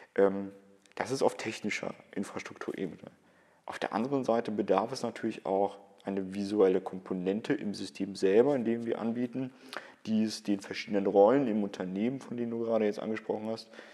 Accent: Cologne, North Rhine-Westphalia, Germany; bei uns in Köln

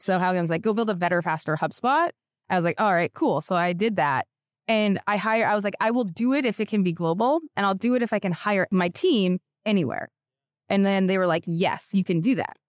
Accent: Canada; moved away as an adult; now in United States; I'm Canadian

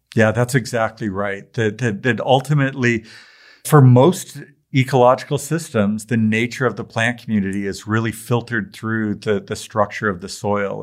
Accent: Tacoma, Washington, United States; I grew up in Tacoma, Washington.

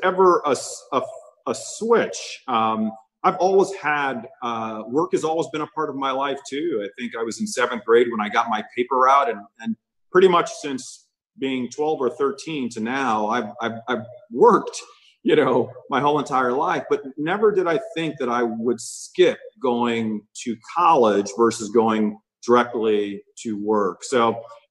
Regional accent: Amityville, New York, United States; moved away as an adult; also born or lived in Christiansted, St. Croix, U.S. Virgin Islands / Minnesota; But I grew up in a wonderful place out on the south shore of Long Island named Amityville, New York

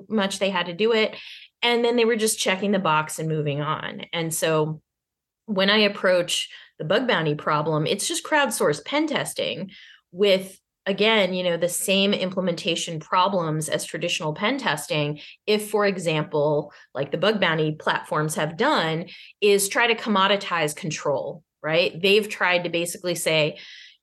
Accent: Arlington, Massachusetts, United States; I grew up in Arlington, Massachusetts

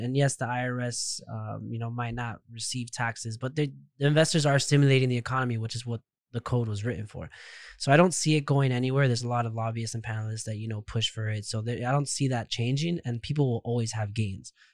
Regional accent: Miami, Florida, United States; I was, I was born and raised in Miami, so I've never left Miami

